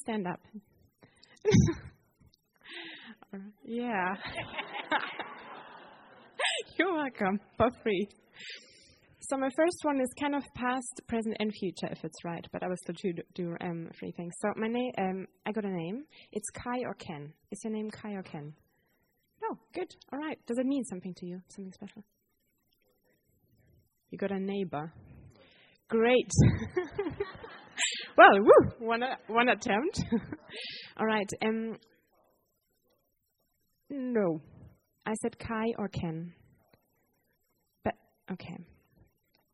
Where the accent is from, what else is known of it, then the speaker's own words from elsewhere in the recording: Germany; moved away; I'm from Germany